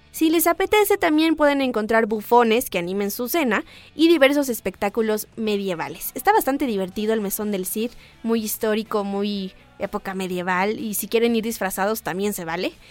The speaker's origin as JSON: {"language": "Spanish", "country": "Mexico", "said": "somos mexicanos"}